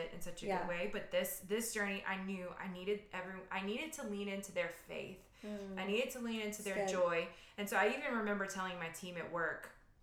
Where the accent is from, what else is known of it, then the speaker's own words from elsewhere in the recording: Louisiana, United States; we're from Louisiana